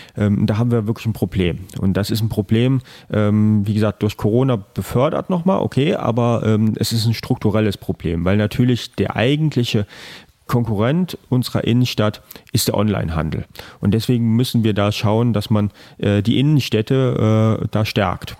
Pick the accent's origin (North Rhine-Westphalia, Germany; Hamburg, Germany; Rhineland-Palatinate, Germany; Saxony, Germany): Rhineland-Palatinate, Germany; Trier; gebürtiger Trierer, Trierer Jung also wirklich, äh, hier aufgewachsen, zur Schule gegangen